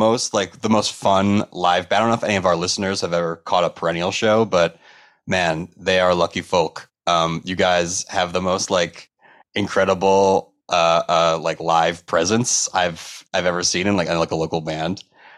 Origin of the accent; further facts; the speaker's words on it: Hamden, Connecticut, United States; my hometown venue of The Space in Hamden, Connecticut.